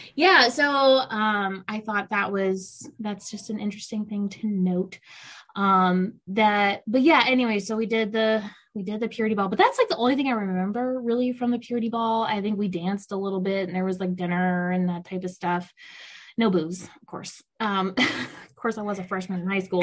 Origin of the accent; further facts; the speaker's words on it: South Louisiana, United States; I grew up in South Louisiana, which is largely Catholic